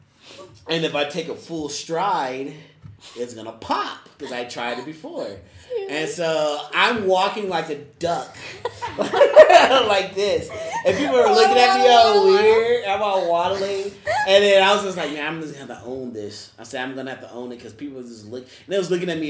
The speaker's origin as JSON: {"language": "English", "town": "Denver", "region": "Colorado", "country": "United States", "said": "I'm from Denver"}